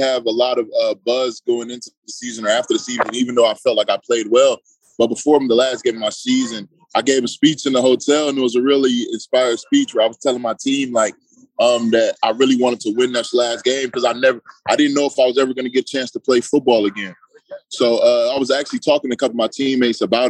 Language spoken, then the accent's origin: English; Detroit, Michigan, United States; My parents are Nigerian, but I was born and raised in Detroit